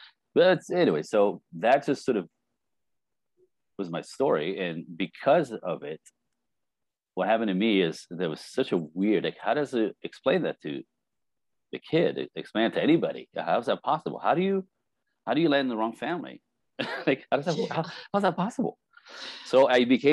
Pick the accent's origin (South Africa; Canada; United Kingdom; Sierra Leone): Canada; Montreal, Quebec; now in Los Angeles, United States; I was born French Canadian in Montreal, or outside Montreal, Quebec City, in a speaking French in a Catholic family. Five kids in a snowbank